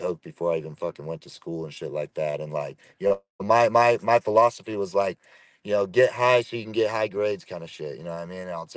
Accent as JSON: {"language": "English", "town": "Chico", "region": "California", "country": "United States", "tie": "born or raised there", "moved": "as an adult", "said": "I was born and raised in California, Northern California, a place called Chico, small town just north of Sacramento up there"}